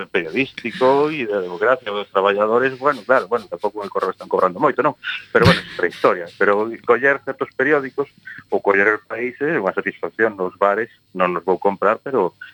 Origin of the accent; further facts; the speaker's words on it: Santiago de Compostela, Galicia, Spain; son de Santiago